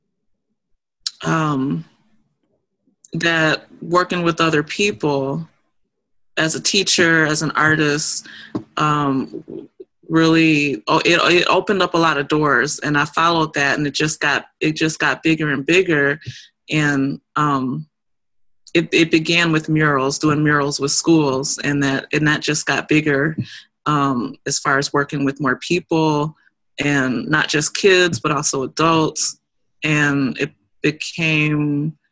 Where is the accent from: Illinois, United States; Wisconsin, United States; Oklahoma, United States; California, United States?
Wisconsin, United States; Milwaukee; it was done in my hometown